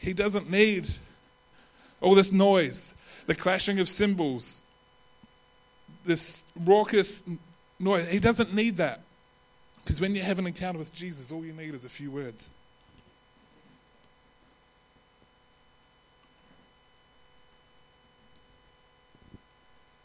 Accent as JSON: {"language": "English", "country": "New Zealand", "accent": "Kiwi", "moved": "yes", "lives_now": "Adelaide, Australia", "said": "my Kiwi accent"}